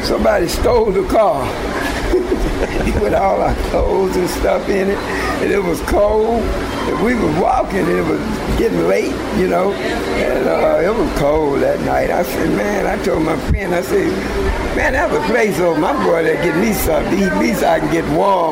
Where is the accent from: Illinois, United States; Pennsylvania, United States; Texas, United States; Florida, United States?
Texas, United States; Austin; I was born on Sabine. So I was on 6th Street all day long.